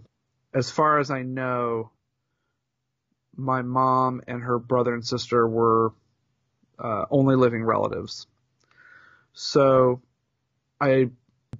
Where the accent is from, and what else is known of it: Indianapolis, Indiana, United States; born or raised there